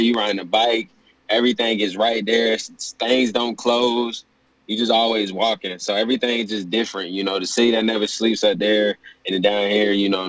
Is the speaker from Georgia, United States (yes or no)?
yes; Atlanta, Georgia, United States; I'm from Atlanta. You can say the south side of Atlanta, like Ellenwood, Stockbridge, right on the edge of Harry County, Clay County.